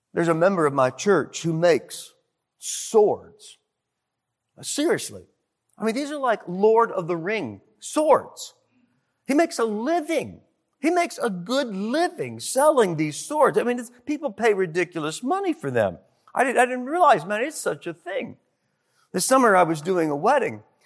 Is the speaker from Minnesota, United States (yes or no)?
no; Detroit, Michigan, United States; I was from Detroit